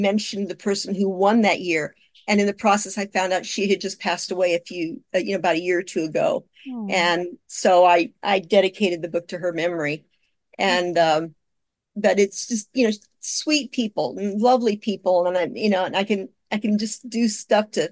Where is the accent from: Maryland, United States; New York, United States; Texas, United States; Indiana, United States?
Indiana, United States; Kokomo; moved away; Kokomo is my hometown, and that's where all these are set, is Kokomo, Indiana. And I left there in 1972.